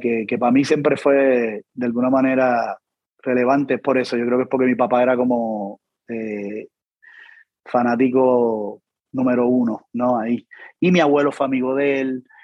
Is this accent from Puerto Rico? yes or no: yes; Puerto Rico